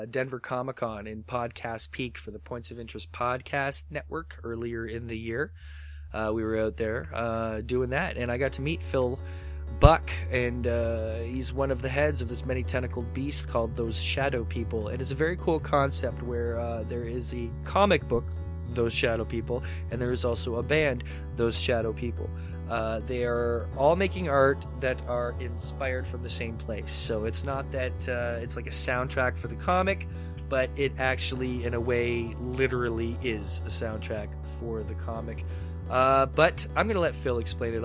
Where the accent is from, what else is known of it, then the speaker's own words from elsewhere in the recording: Canada; I'm a Canadian boy